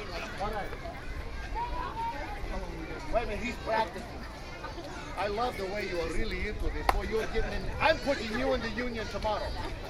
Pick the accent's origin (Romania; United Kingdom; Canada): Romania; also born or lived in Ohio; now in Florida, United States; You see, I'm from Ohio originally, too. Well, originally I'm from Romania, but when Hitler attacked Poland, we moved here. So we live in Ohio, too, see?